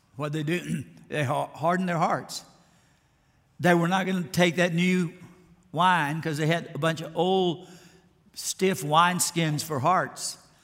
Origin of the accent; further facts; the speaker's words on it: Alabama, United States; I grew up in Alabama